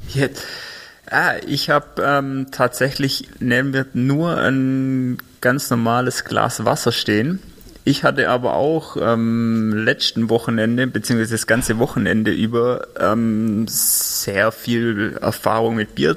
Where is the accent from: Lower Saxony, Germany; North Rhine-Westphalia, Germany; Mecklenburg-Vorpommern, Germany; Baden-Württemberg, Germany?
Baden-Württemberg, Germany; Albstadt; now in Tübingen, Germany; wir sind zwar in Albstadt aufgewachsen, unsere Eltern wohnen noch in Albstadt